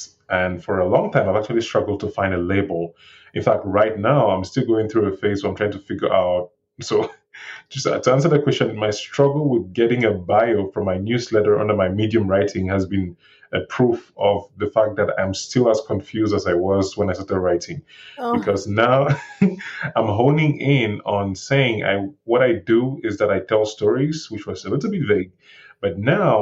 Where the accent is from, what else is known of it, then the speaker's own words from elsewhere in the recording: Cameroon; accent: thick African accent; moved away as an adult; also born or lived in Aurora, Colorado / Denver, Colorado; now in Pueblo, United States; I was born and raised in Cameroon, West Africa